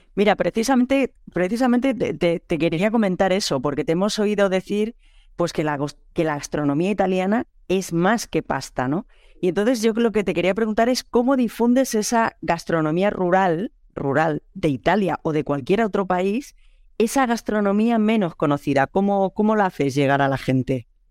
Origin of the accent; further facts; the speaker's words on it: Catalonia, Spain; moved away as an adult; also born or lived in Lleida; now in France; como buena catalana